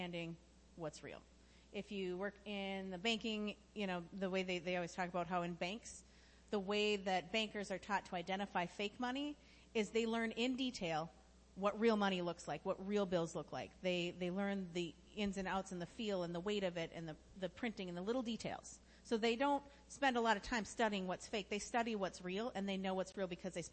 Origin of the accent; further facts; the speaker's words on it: United States; I'm incredibly thankful to be an American